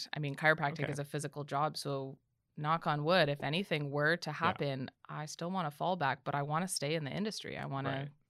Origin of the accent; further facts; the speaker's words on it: Canada; especially as a Canadian.